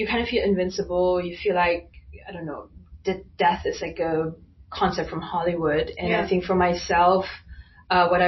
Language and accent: English; Germany; being Chinese, but growing up in Germany